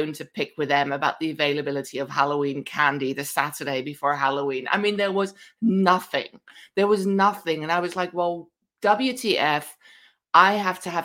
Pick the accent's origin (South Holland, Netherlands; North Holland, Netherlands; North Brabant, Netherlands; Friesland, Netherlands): North Holland, Netherlands; Amsterdam; moved away; I somehow managed to grow up in Amsterdam in the 1970s